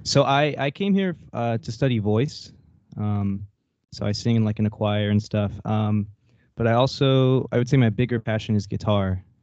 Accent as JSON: {"language": "English", "area": "near Corpus Christi", "region": "South Texas", "country": "United States", "tie": "born or raised there", "moved": "as an adult", "lives_now": "Denton, United States", "said": "I grew up in South Texas"}